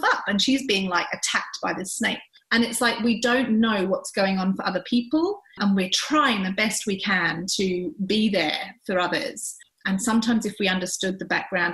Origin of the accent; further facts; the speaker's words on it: England, United Kingdom; now in Australia; growing up in England